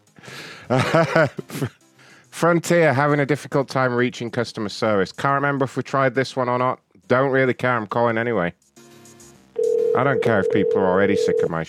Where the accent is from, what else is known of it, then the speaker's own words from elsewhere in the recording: London, United Kingdom; moved away; I'm originally from London